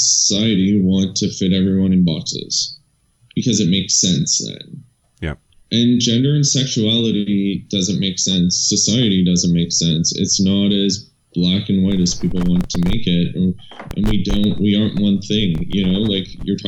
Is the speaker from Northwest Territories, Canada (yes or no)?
no; about 3.5-4 hours north of Toronto, Ontario, Canada; moved away as an adult; also born or lived in Europe; I'm from about 3.5-4 hours north of Toronto